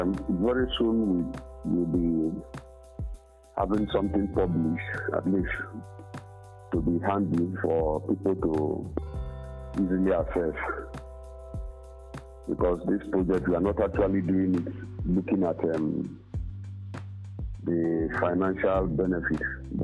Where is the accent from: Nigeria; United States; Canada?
Nigeria; Ekureku, Cross River; I'm from Ekureku. And well, everybody knows that I'm from Ekureku 2. But actually, I'm from Ekureku 1. I'm from Akarefo.